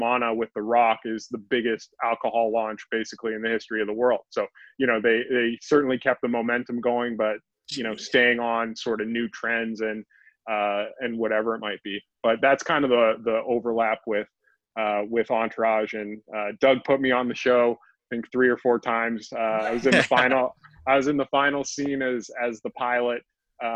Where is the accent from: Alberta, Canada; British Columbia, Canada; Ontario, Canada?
Alberta, Canada; Calgary; moved away as an adult; also born or lived in Arizona; I grew up in Calgary, Canada